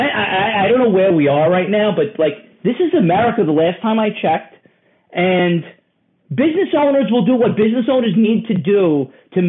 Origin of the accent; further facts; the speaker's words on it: New York City, New York, United States; I'm a New Yorker. I love New York City